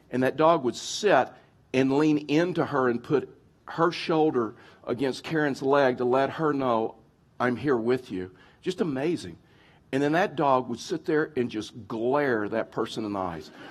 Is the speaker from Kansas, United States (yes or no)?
no; Texas, United States; now in Colorado, United States; I've been in Colorado, moved from Texas. You probably didn't realize that. I've lost my accent or working on it.